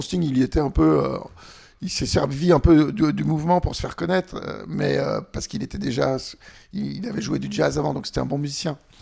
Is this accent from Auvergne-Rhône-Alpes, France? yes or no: yes; Annecy, Auvergne-Rhône-Alpes, France; J'ai grandi à Annecy